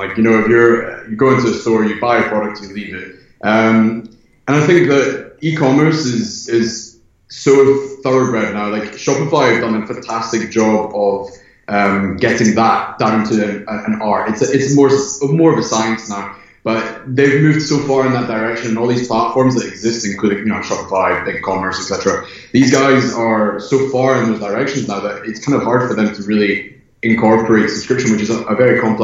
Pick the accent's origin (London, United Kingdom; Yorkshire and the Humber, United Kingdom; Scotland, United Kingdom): Scotland, United Kingdom; moved away as an adult; now in Los Angeles, United States; I'm from Scotland, residing in Los Angeles